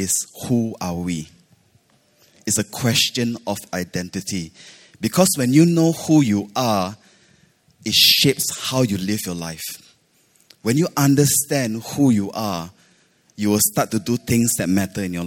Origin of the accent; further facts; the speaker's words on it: Malaysia; now in Singapore; I grew up in Malaysia